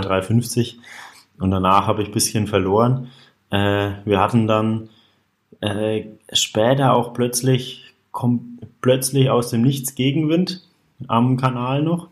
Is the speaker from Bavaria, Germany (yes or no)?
yes; a few kilometres from Altenkunstadt, Bavaria, Germany; also born or lived in Bayreuth; in Altenkunststadt. Auch nur ja, wenige Kilometer von meinem Heimatort entfernt